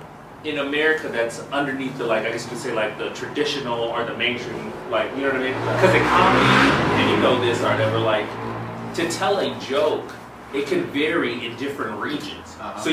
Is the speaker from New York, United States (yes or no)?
no; Los Angeles, California, United States; Congolese, right, grew up in Los Angeles, was born and raised in Los Angeles, California, two sisters